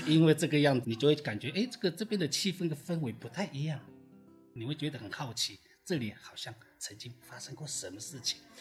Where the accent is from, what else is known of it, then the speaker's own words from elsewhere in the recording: Mudan Township, Pingtung County, Taiwan; 我是来自牡丹香，家在赖社，大美部落的猎人